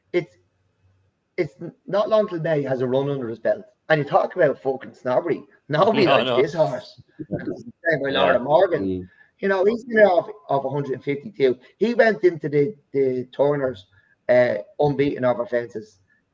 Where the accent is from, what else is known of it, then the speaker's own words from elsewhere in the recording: Ireland; I'm from Ireland